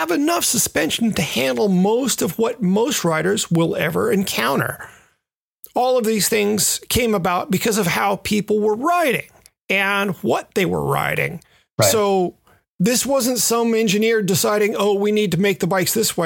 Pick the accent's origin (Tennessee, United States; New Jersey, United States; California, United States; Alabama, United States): Tennessee, United States; Memphis; the trails that I grew up riding in Memphis